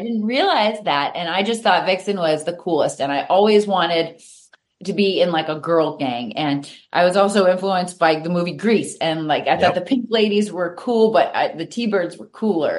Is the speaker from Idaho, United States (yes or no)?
no; Reading, Massachusetts, United States; also born or lived in Natick, Massachusetts; I moved from Natick up to the Reading area and I went to a Catholic yep. school